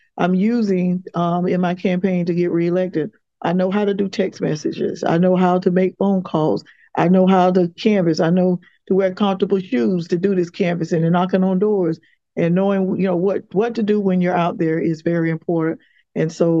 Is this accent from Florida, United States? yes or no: yes; Quincy, Florida, United States; now in Tallahassee, United States; growing up in Quincy, Florida